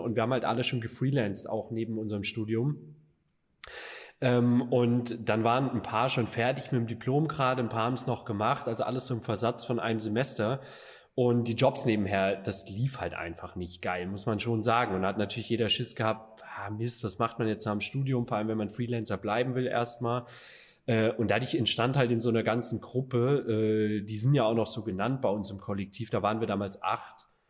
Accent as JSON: {"language": "German", "town": "Stuttgart", "region": "Baden-Württemberg", "country": "Germany", "moved": "as an adult", "lives_now": "Düsseldorf, Germany", "said": "Alex und ich, halt die Exilschwaben hier"}